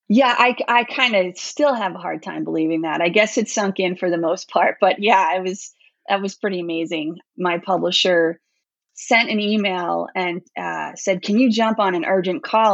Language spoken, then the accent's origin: English; New York, United States; moved away; I grew up in New York, but I left there uh, quite a while ago